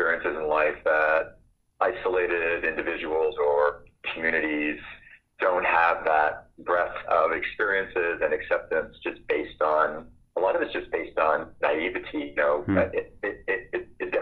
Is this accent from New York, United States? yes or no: no; Fort Kent, Maine, United States; moved away as an adult; also born or lived in Portland, Maine; now in Bend, United States; I actually grew up in Fort Kent, Maine, way on the top of the state